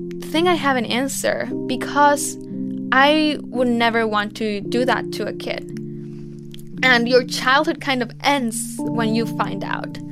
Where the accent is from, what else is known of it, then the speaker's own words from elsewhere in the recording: Mexico; It's the most polluted river in Mexico, and it's right by my hometown.